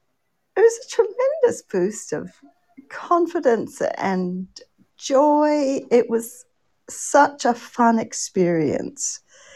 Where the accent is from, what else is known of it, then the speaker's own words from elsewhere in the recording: Canada; also born or lived in Australia; I'm a Canadian-Australian children's author.